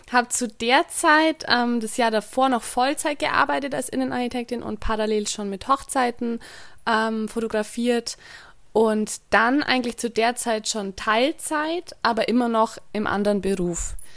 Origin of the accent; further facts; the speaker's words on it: Bavaria, Germany; ich komme aus dem Allgäu